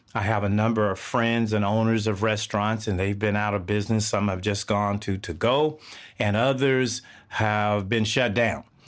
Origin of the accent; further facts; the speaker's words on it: Texas, United States; I grew up in the South of the United States, Texas.